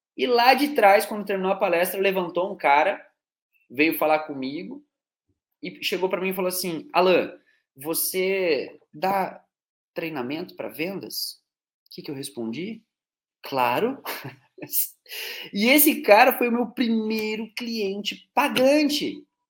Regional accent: Curitiba, Paraná, Brazil; now in Teófilo Otoni, Brazil; Eu sou de Curitiba, né? Atualmente moro em Teoflotone, mas eu sou de Curitiba, Paraná

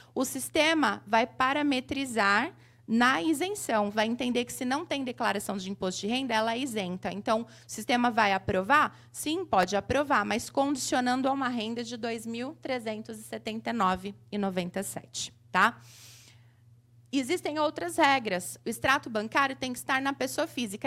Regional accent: Mauá, São Paulo, Brazil; sou de Mauá, aqui, ABC Paulista.

